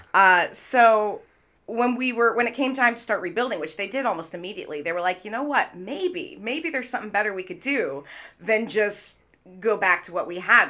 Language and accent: English; Redmond, Washington, United States; also born or lived in Manhattan / London; now in Seattle, United States; I grew up in Redmond, so I grew up local.